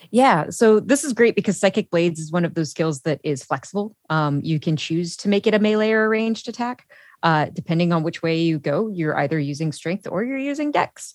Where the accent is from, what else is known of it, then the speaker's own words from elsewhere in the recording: Chicago, Illinois, United States; I'm from Chicago